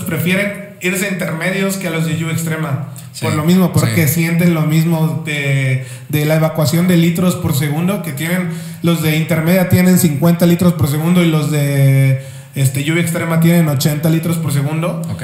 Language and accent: Spanish; Mexico; como mexicanos o como latinoamericanos